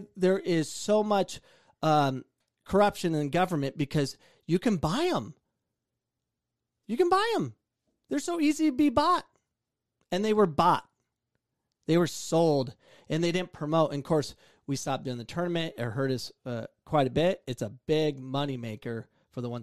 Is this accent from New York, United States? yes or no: no; Avondale, Arizona, United States; We're from Avondale, Arizona, and Friendship Park is Avondale.